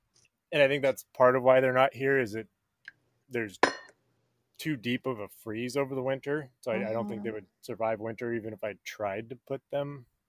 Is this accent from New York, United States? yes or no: no; Medford, Oregon, United States; moved away as an adult; also born or lived in Wisconsin; my spiders all came from Medford. That's my hometown.